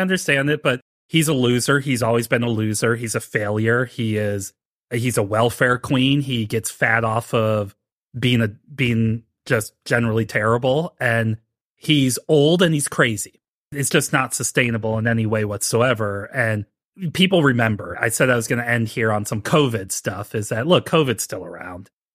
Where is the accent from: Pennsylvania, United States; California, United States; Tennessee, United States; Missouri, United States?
Missouri, United States; St. Louis; I'm not from Missouri. I'm from Saint Louis